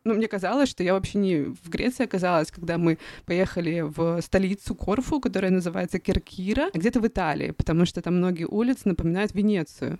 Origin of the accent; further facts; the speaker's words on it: Russia; я из России